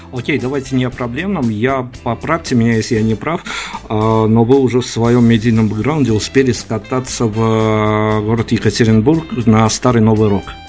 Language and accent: Russian; Belarus; я белорус